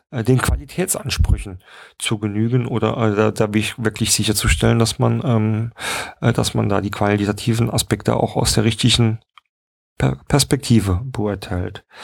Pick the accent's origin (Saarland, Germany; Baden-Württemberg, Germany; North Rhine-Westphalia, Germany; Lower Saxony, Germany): Saarland, Germany; gerade kann man vielleicht ja auch mal ansprechen aus dem Saarland, wo ich herkomme